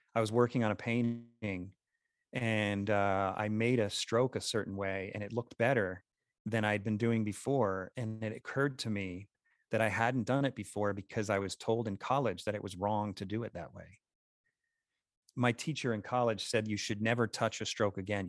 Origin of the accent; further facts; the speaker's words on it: New York, United States; now in Utah, United States; by this time I'm in Utah, I'm originally from New York